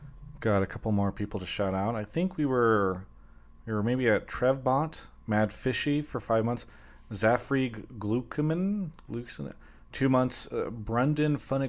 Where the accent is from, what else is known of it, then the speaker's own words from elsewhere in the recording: Carlsbad, California, United States; also born or lived in Temecula; I'm from San Diego. I'm from Carlsbad area. Carlsbad, Temecula.